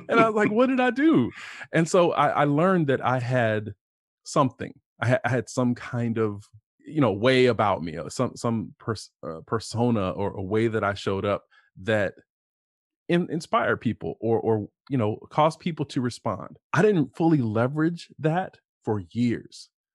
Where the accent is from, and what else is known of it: Lima / Cincinnati, Ohio, United States; born or raised there; also born or lived in Toledo, Ohio